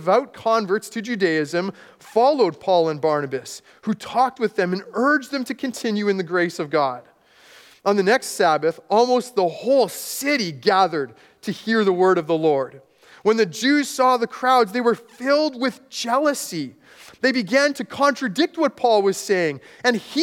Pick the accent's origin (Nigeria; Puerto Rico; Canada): Canada; Manitoba; also born or lived in Texas / Guatemala; When I was growing up in a small, rural Manitoba town